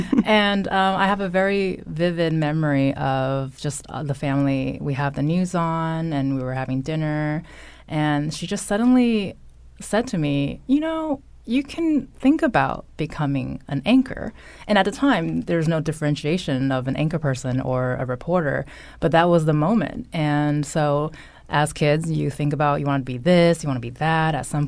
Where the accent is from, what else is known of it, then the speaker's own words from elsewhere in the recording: California, United States; That is my home state, so I'm not going to apologize if a little valley girl might come out every now and then.